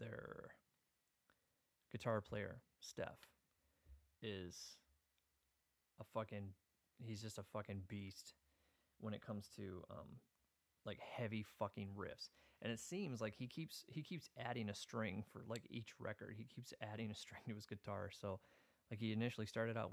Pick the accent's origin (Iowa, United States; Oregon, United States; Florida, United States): Iowa, United States; now in Minnesota, United States; I'm originally from Iowa